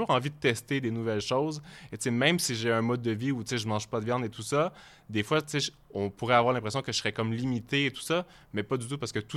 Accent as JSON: {"language": "French", "region": "Quebec", "country": "Canada", "said": "mon accent change beaucoup plus quand je suis en Europe, je pense."}